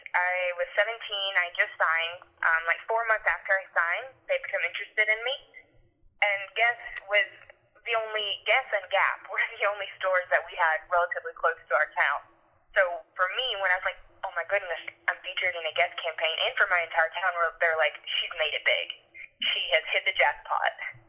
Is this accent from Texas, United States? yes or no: no; Lake City, Florida, United States; moved away as an adult; now in New York, United States; I'm from a very small town in North Florida called Lake City. It's in the absolute middle of nowhere, but close to everywhere.